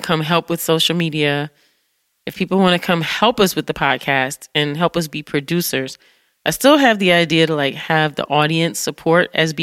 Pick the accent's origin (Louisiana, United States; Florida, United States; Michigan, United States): Michigan, United States; Detroit; now in New York City, United States; growing up in Detroit